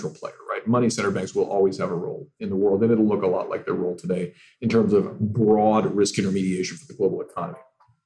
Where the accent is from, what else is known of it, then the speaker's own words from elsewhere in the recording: California, United States; my home state of California